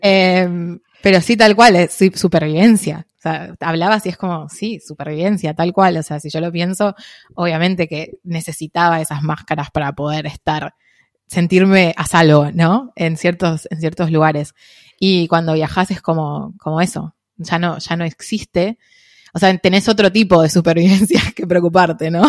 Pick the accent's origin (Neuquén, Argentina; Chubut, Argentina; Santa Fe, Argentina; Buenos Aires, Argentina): Buenos Aires, Argentina; acá creciendo en Buenos Aires